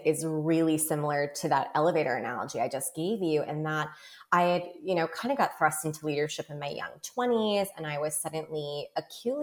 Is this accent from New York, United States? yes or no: yes; New York City, New York, United States; I grew up in New York